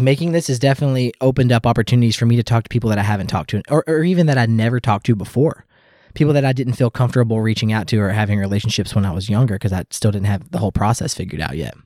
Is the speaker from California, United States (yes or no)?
no; Louisville, Kentucky, United States; I grew up in the South in the Louisville